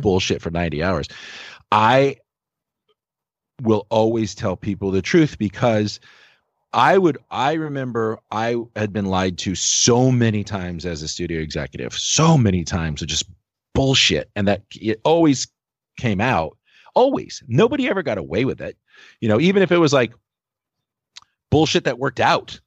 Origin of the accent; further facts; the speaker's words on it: Los Angeles, California, United States; I grew up in Los Angeles in the Valley